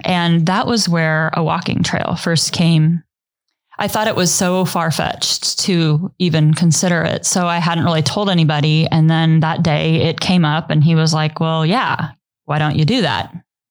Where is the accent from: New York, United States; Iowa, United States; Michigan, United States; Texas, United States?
Iowa, United States; Treynor; I grew up in Trainer, Iowa, and now I live in Trainer, Iowa. That's where we're raising our kids.